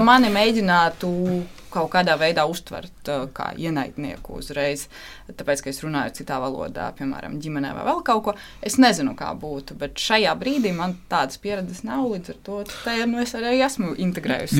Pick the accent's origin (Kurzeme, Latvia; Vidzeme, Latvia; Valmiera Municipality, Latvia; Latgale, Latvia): Valmiera Municipality, Latvia; Valmiera; Latvian is a second language; Es dzīvoju Valmjerā